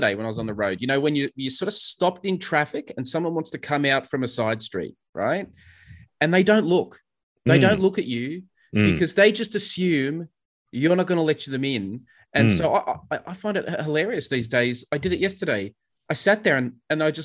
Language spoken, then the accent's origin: English; Sydney, New South Wales, Australia; moved away as an adult; now in Melbourne, Australia; I grew up in Sydney and moved to Melbourne, and, you know, so I learned to drive in Sydney